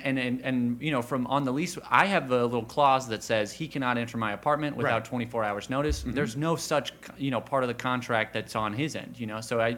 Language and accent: English; Texas, United States; I mean, I'm originally from Texas, and when we just got, I mean, I don't know if you've ever been down there. Churches down there are massive.